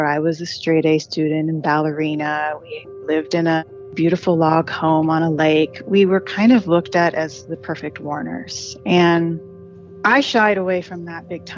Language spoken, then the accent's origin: English; Wisconsin, United States; I grew up in Wisconsin in the mid-70s and 80s